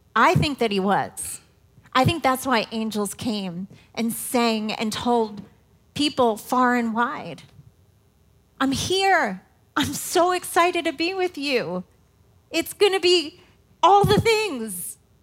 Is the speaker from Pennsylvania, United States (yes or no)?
no; New York City, New York, United States; now in Indiana, United States; I am not a Hoosier girl. I am a New York City girl